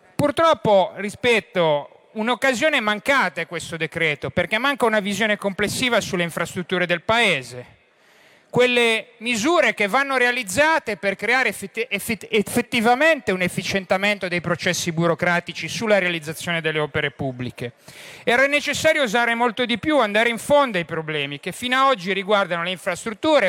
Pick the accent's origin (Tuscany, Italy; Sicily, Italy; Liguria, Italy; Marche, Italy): Liguria, Italy; Genoa; da genovese